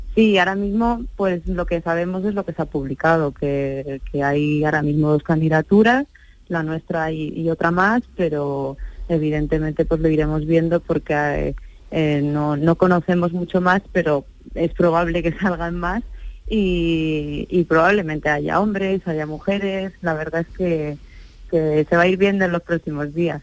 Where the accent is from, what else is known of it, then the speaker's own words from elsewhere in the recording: Andalusia, Spain; now in Madrid, Spain; una persona como yo, andaluza, residente en Madrid